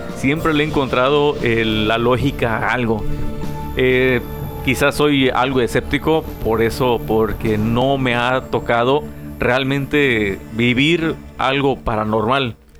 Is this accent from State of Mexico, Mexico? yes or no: no; Guerrero, Mexico; now in Tijuana, Mexico; Yo siendo guerrerense